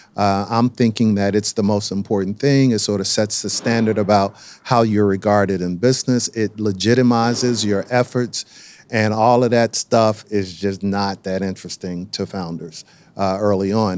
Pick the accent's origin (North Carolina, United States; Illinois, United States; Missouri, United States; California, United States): North Carolina, United States; Durham; being born and raised in Durham